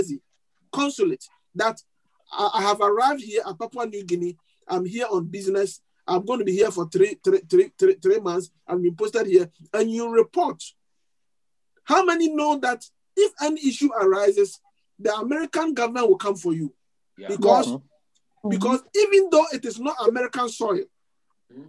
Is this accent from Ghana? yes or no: yes; Ghana; moved away; my home country, Ghana